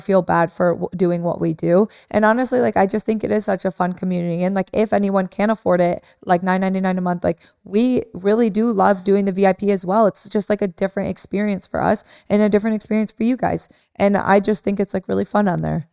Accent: Midwest, United States; moved away

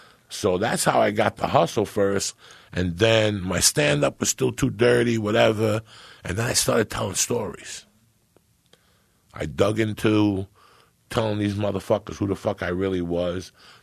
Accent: New York, United States; born or raised there; now in San Francisco, United States

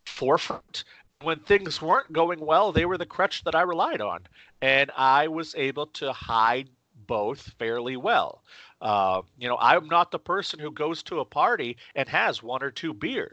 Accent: Maine, United States; I ended up starting a magazine in my hometown here in Maine. I live in central Maine

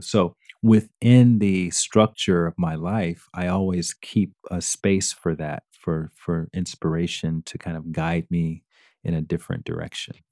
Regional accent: Alabama, United States; growing up in Alabama, that's your, your, your whole your whole childhood is all around, you know, getting a job

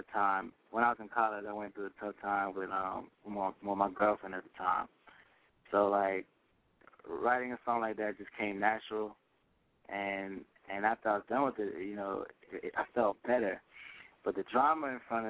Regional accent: New Jersey, United States; also born or lived in Nigeria; she's from my hometown

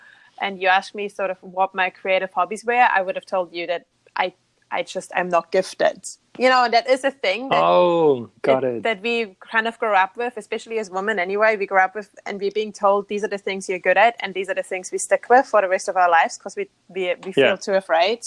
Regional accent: Austria; English is a second language; moved away as an adult; I'm from Austria in Europe, not Australia, Austria

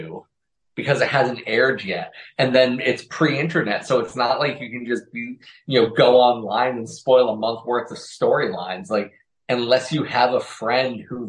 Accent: Massachusetts, United States; moved away as an adult; now in New Jersey, United States; my hometown

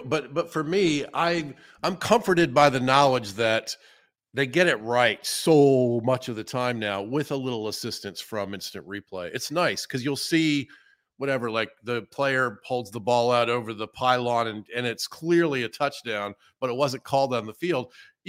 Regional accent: Georgia, United States; born or raised there

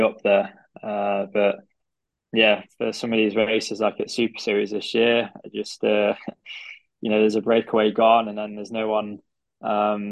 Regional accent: Derby, East Midlands, United Kingdom; also born or lived in Nottingham / Harvard; I'm from Derby

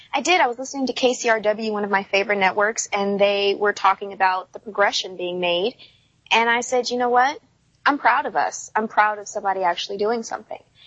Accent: United States; also born or lived in Louisiana (roots); I'm an American.

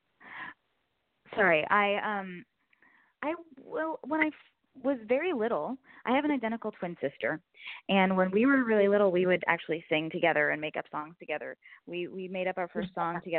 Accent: Gainesville, Florida, United States; born or raised there; also born or lived in Northern California; now in Los Angeles, United States

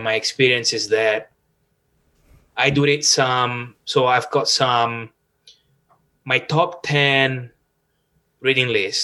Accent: Rome, Lazio, Italy; English is a second language; moved away as an adult; also born or lived in Toronto, Canada / Sydney, Australia; now in Vancouver, Canada; probably from my accent, you can hear that I am originally from Rome

